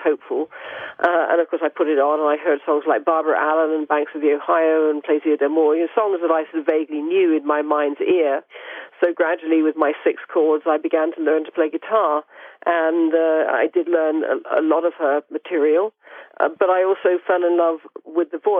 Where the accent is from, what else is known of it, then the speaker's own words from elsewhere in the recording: United Kingdom; I'm British